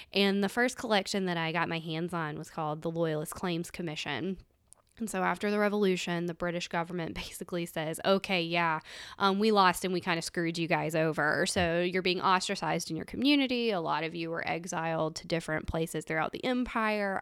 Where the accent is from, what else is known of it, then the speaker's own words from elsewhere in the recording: Mississippi, United States; growing up in Mississippi